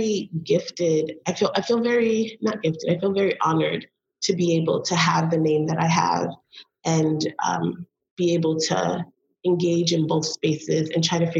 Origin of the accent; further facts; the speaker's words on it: Belize; now in United States; I'm from Belize